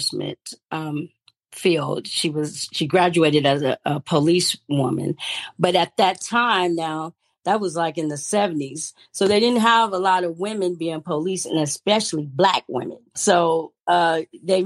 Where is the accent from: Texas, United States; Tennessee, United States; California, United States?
California, United States; Stockton; I was born in Stockton, California, to Daphne Gibson and Dennis D.